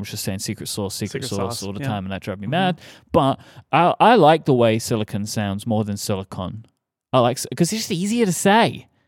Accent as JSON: {"language": "English", "region": "South West England", "country": "United Kingdom", "said": "Howdy, y'all. I'm from Somerset."}